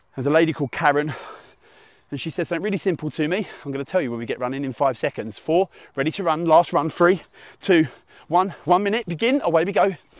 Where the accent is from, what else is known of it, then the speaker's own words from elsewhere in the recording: Essex, East of England, United Kingdom; accent: hybrid Essex; my dulcet hybrid Essex tones, my UK accent